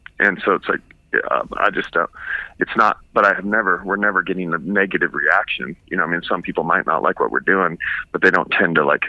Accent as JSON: {"language": "English", "town": "Seattle", "region": "Washington", "country": "United States", "tie": "born or raised there", "said": "I grew up in Seattle"}